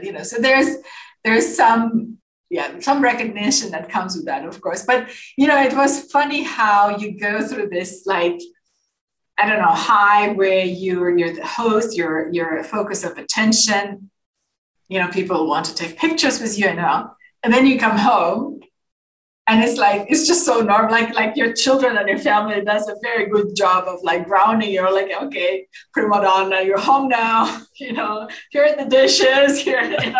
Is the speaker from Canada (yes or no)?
no; Azerbaijan; also born or lived in Moscow, Russia; now in Copenhagen, Denmark; my home country